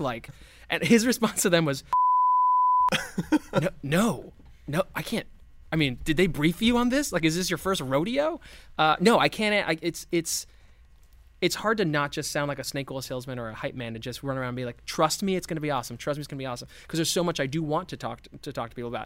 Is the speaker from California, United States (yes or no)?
no; Miami, Florida, United States; I grew up in Miami